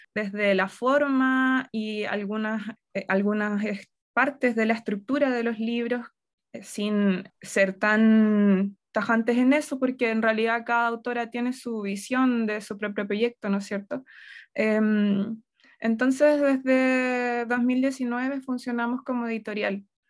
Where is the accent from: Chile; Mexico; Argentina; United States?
Chile; Yungay, Ñuble; moved away; also born or lived in Concepción / Santiago; yo eh, crecí en Yungay, luego me fui a vivir a Concepción, y después ya de adulta vivía en Santiago